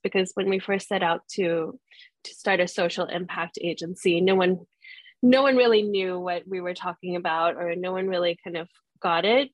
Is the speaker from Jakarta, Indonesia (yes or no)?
yes; Jakarta, Indonesia; also born or lived in London; now in Singapore; I am Singaporean, but I grew up in Jakarta most of my life